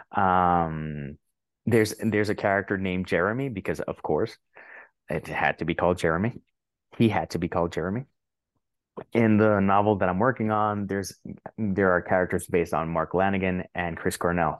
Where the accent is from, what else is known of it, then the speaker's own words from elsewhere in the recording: Puerto Rico; English is a second language; moved away as an adult; I lived thirty-six years in Puerto Rico, but still, my English isn't that bad.